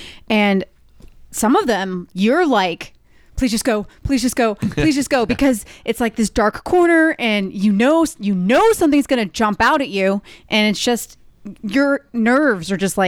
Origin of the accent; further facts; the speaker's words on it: Southern California, United States; growing up in Southern California